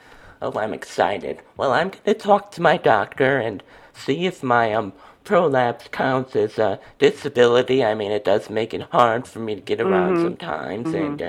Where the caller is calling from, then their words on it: Wisconsin, United States; From Wisconsin.